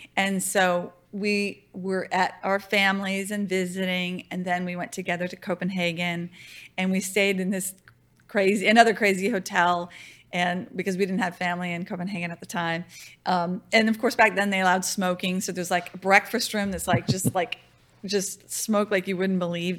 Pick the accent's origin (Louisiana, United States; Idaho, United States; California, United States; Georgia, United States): Louisiana, United States; moved away; also born or lived in Virginia / Denmark; I'm from Louisiana